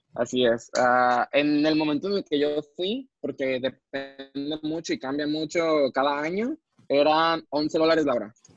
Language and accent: Spanish; Mexico; como mexicano